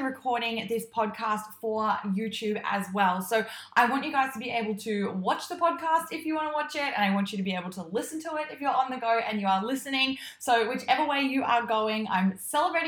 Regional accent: Queensland, Australia; now in Melbourne, Australia; I am originally from Queensland, I'm not from this high up. And so I have definitely acclimatized to the Melbourne weather

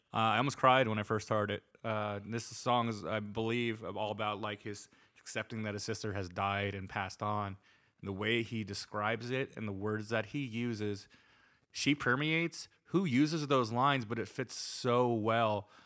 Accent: New Jersey, United States; accent: East Coast; I'm from New Jersey

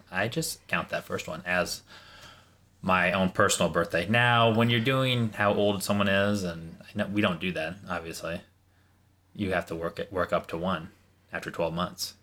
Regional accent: Pakistan; I'm Pakistani.

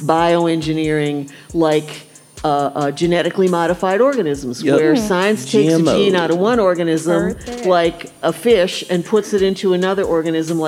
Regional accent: Wisconsin, United States; now in St. Louis, United States; I didn't grow up here. I grew up in Wisconsin.

